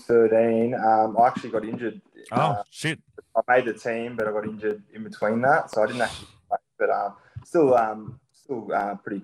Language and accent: English; Merimbula, New South Wales, Australia; born or raised there; moved away; also born or lived in Wollongong, New South Wales